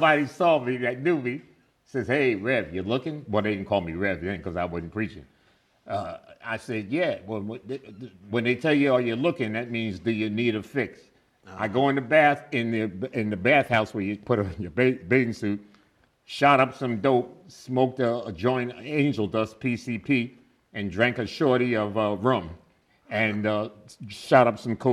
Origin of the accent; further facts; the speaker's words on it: New York City, New York, United States; also born or lived in New Jersey; I was born in New Jersey, grew up in the South Bronx